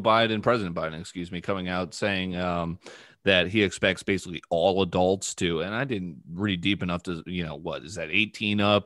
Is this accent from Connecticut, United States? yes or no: yes; New Canaan, Connecticut, United States; I was born in New Canaan